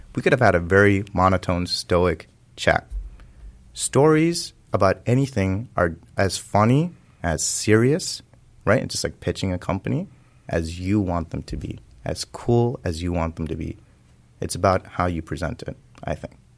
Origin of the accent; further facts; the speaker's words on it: California, United States; I was growing up in California